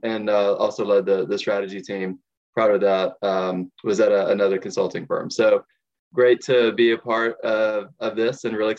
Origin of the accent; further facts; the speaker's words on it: Texas, United States; I'm a Texan